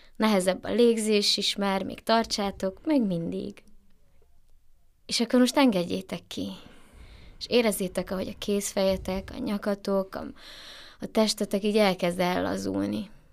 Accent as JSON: {"language": "Hungarian", "region": "Transylvania", "country": "Romania", "moved": "yes", "said": "erdélyi vagyok"}